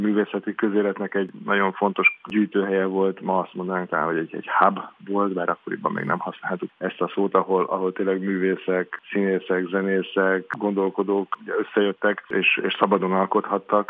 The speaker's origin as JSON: {"language": "Hungarian", "region": "Budapest", "country": "Hungary", "tie": "born or raised there", "said": "én itt születtem, és, és itt is lakom"}